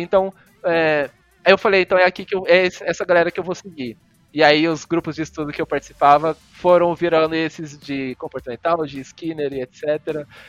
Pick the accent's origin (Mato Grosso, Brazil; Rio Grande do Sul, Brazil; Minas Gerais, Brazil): Mato Grosso, Brazil; Cuiabá; moved away as an adult; also born or lived in Goiânia / São Paulo; eu sou de Cuiabá, Mato Grosso, mas eu, eu fiz a graduação e o mestrado em Goiânia